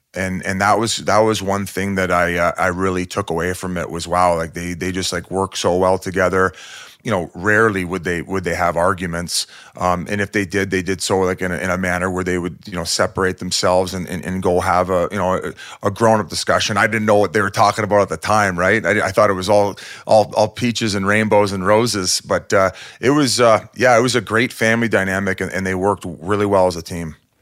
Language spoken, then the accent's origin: English; Welland, Ontario, Canada; I grew up in Welland, Ontario